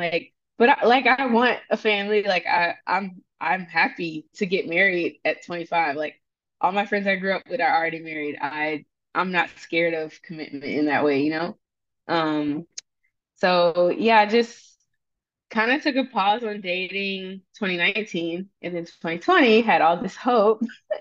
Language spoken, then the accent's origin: English; the South, United States; moved away as an adult; also born or lived in Syracuse, New York; I'm also from the South